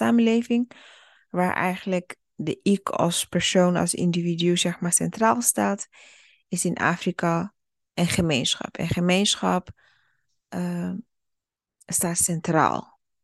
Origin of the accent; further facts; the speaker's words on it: Burundi; now in Netherlands; ik ben zelf geboren in Burundi